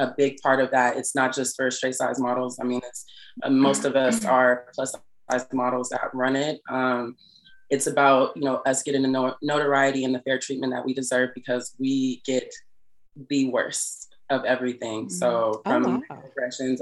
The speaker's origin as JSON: {"language": "English", "town": "Los Angeles", "region": "California", "country": "United States", "moved": "as an adult", "lives_now": "New York, United States", "said": "I'm from Los Angeles, California. I moved to New York"}